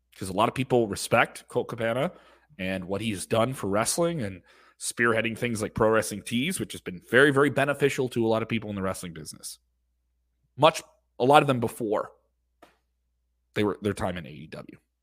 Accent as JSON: {"language": "English", "region": "Illinois", "country": "United States", "tie": "born or raised there", "said": "in Illinois, my home state"}